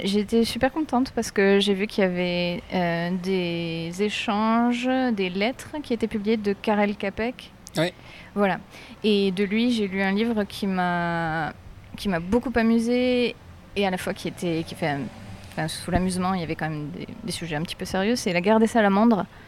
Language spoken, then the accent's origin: French; Aix-en-Provence, Provence-Alpes-Côte d'Azur, France